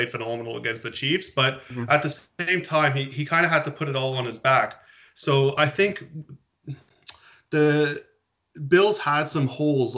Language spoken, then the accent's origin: English; Toronto, Ontario, Canada; I'm from the Toronto area.